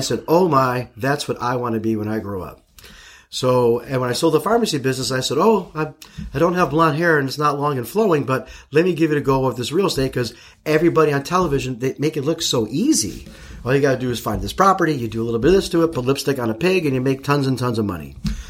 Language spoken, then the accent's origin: English; Chicago, Illinois, United States; moved away as an adult; also born or lived in St. Louis, Missouri; now in Arizona, United States; So I grew up in Chicago, and when I was a little kid, like 7, 8, 9, 10 years old